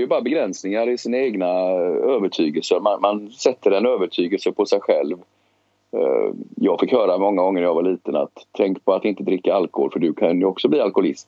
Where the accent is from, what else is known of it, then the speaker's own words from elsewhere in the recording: Gothenburg, Västra Götaland, Sweden; moved away; also born or lived in Stockholm; jag är uppvuxen i Biskopsgården eh, och växte upp där på 70-talet.